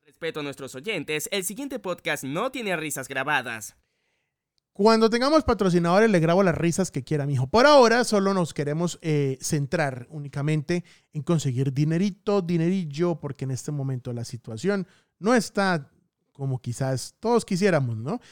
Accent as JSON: {"language": "Spanish", "town": "Bucaramanga", "region": "Santander", "country": "Colombia", "moved": "yes", "said": "mi tierrita hermosa, Bucaramanga"}